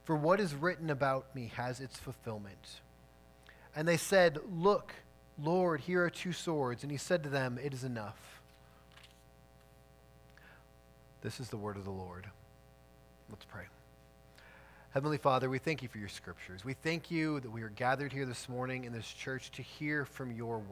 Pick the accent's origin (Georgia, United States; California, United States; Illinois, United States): Illinois, United States; outside Chicago; I grew up outside Chicago